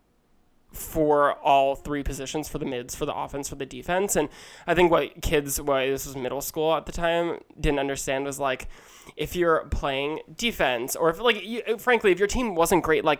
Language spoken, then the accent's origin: English; outside of Philadelphia, Chester County, Pennsylvania, United States; also born or lived in Manhattan, New York; I grew up in outside of Philadelphia, the Chester County area